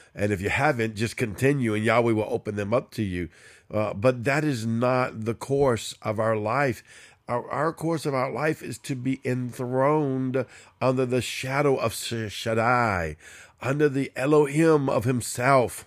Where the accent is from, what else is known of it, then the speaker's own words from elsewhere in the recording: New Orleans, Louisiana, United States; I'm a Cajun from New Orleans